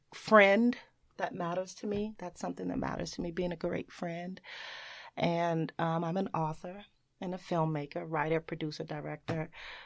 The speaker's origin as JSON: {"language": "English", "town": "Chicago", "region": "Illinois", "country": "United States", "tie": "born or raised there"}